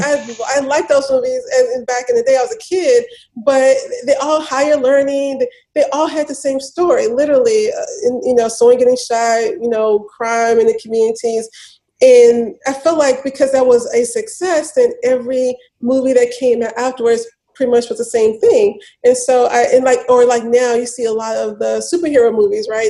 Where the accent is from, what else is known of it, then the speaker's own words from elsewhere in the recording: Memphis, Tennessee, United States; I grew up in Memphis, born and raised